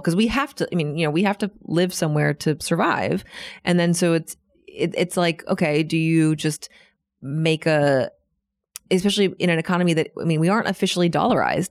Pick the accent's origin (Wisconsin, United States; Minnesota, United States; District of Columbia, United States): District of Columbia, United States; Washington; moved away as an adult; now in Buenos Aires, Argentina; my hometown, Washington, D C, is actually the capital of the free world